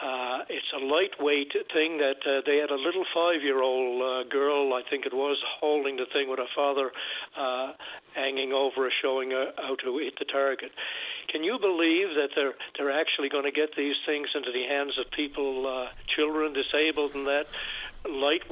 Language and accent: English; Canada; I'm from Canada